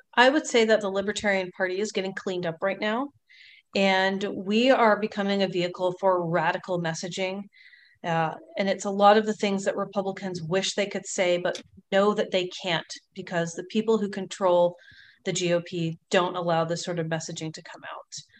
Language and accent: English; Longview, Texas, United States; also born or lived in New Orleans, Louisiana / Houston, Texas / Pasadena, Texas; now in California, United States; I spent most of my time in Longview, which is northeast Texas